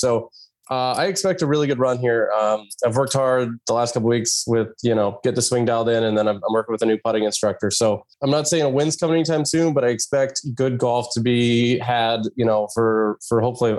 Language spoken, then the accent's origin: English; Clarkston, Washington, United States; growing up in Clarkson, Washington, very blue collar, my mom was a school teacher. My dad worked at the mill.